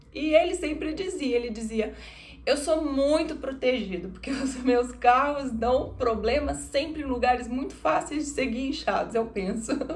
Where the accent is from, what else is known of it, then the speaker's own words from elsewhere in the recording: Minas Gerais, Brazil; eu, como mineira